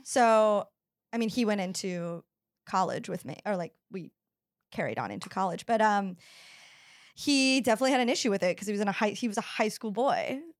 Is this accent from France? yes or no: no; the South, United States; I grew up in the South